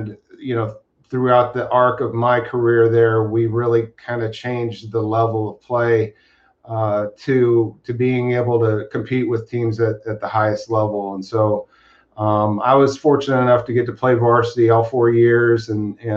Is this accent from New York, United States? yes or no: no; California, United States; moved away as an adult; I'm a Californian, as is …. So we're coming from the West Coast